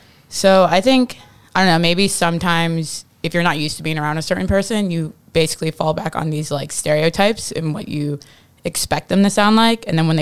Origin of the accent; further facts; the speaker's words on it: Midwest, United States; moved away; When I moved here from the Midwest, I used to say pop all the time